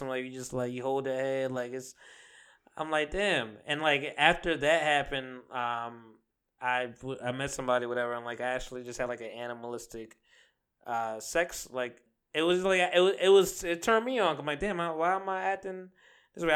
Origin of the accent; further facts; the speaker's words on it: Jamaica; I am Jamaican